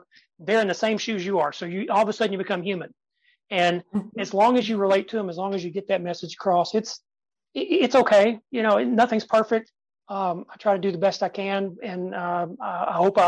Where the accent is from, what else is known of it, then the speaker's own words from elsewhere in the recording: Tennessee, United States; I was born in Tennessee and I can sound like